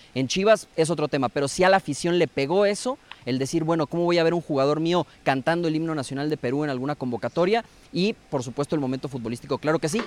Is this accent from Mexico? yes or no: yes; Guadalajara, Jalisco, Mexico; como tapatío